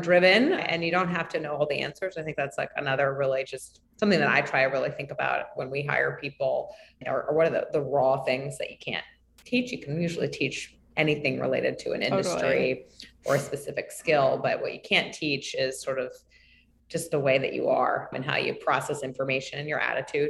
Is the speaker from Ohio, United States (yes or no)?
no; New York City, New York, United States; I was born and raised in New York City